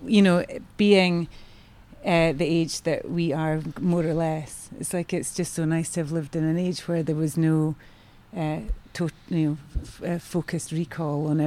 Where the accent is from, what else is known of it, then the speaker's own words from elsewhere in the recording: Aberdeen, Scotland, United Kingdom; moved away; also born or lived in London; growing up in Aberdeen in sort of the, you know, 70s and 80s